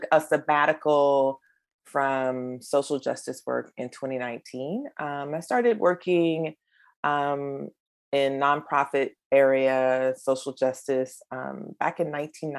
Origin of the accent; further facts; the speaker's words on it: Eastern North Carolina, United States; my hometown in Eastern North Carolina